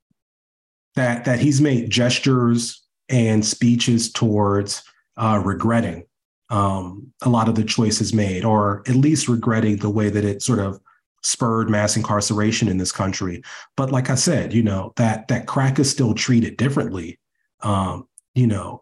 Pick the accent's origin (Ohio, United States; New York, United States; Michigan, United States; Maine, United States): Ohio, United States; accent: Ohio; my Ohio accent is coming back.